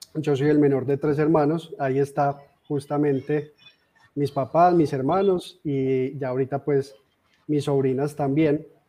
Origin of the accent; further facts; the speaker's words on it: Armenia, Quindío, Colombia; also born or lived in Medellín; soy de nacimiento de, de Armenia, Quindío, de esta hermosa tierra que actualmente vivo acá. Eh, sin embargo, estuve por más de 10 años viviendo en Medellín